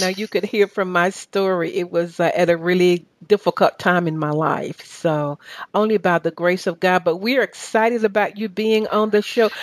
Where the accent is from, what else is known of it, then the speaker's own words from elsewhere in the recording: Chattanooga, Tennessee, United States; accent: southern; now in Atlanta, United States; We're from the same city